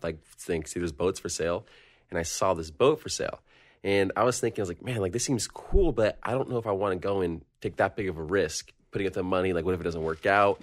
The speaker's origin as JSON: {"language": "English", "town": "Long Beach", "region": "California", "country": "United States", "said": "I'm from Long Beach, California"}